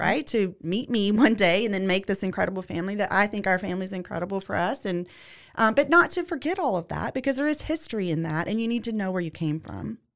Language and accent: English; Louisiana, United States; moved away; I'm originally from Louisiana. I grew up in the trailer park